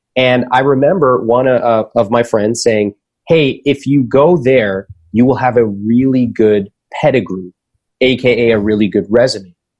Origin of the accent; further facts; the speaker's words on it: United States; the world that I grew up in in America